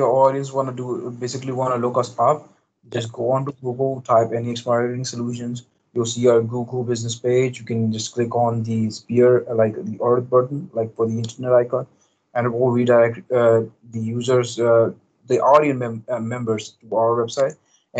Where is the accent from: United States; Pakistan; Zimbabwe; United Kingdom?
Pakistan; English is a second language; But however, we operated, like I operated from my home country, Pakistan.